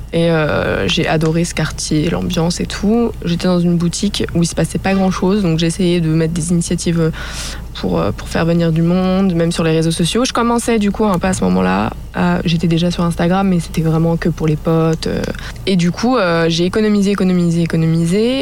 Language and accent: French; Annecy, Auvergne-Rhône-Alpes, France; je viens d'Annecy